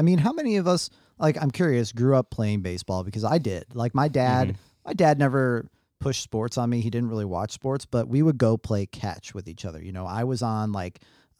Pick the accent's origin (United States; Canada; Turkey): United States; Missouri; Growing up in Missouri, you know, I mean, it gets pretty humid.